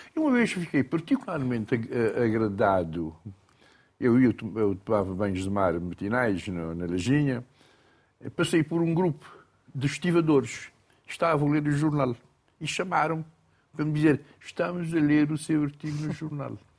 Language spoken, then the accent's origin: Portuguese; Boa Vista, Cape Verde; first language Cape Verdean Creole; Portuguese is a second language; lembro-me sempre quando era miúdo, na Boa Vista, havia contadores de história